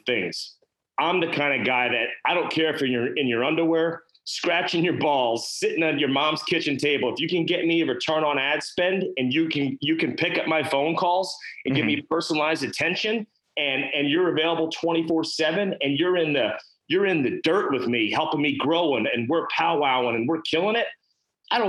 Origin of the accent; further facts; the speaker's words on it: North Carolina, United States; tattooed dude from North Carolina that started a business